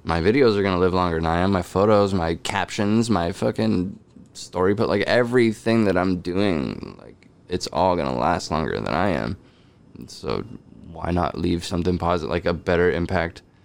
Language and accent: English; California, United States; also born or lived in Chicago; just missing home, knowing California